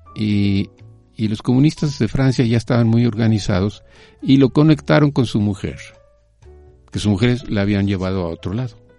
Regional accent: Mexico; yo nací en México. Eh, soy hijo de un comunista español, eh, eh, refugiado

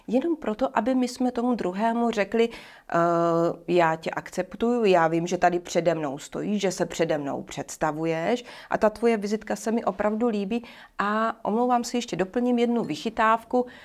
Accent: Bohemia, Czechia; tady u nás v Čechách?

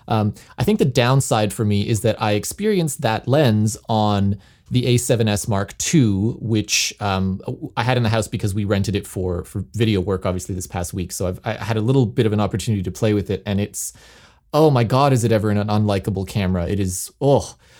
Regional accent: Toronto, Ontario, Canada; moved away; my hometown of Toronto

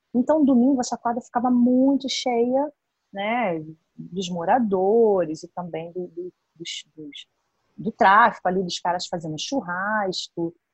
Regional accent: Brazil; na Boiticongonha, né, que é a favela onde eu fui criada

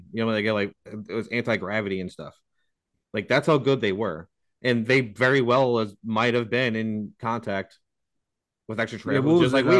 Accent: United States; I'm an American

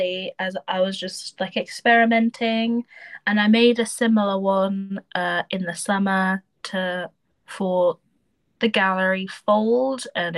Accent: Deeping, East of England, United Kingdom; also born or lived in Spalding / Peterborough; I grew up in Deep. I went to like primary school in Deeping, then I went to secondary school in Spalding, but I'm from Peterborough

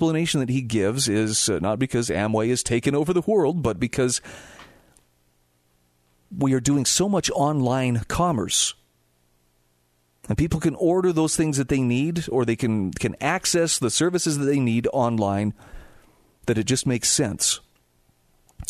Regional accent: Utah, United States; my home state of Utah

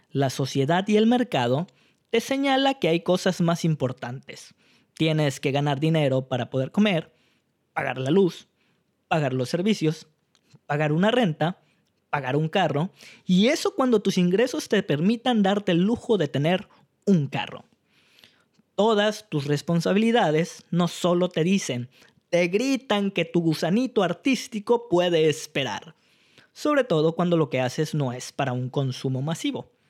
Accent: Mexico; sacan lo peor o lo mejor de nosotros como mexicanos.

